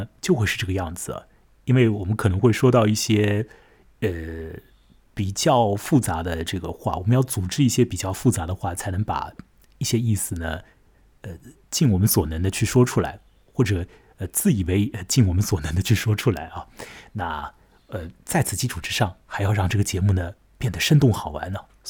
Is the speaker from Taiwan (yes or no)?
no; China; 啊，我是中国人，他是西班牙人，我变成他，我是不是要按照西班牙人的方式怎样怎样？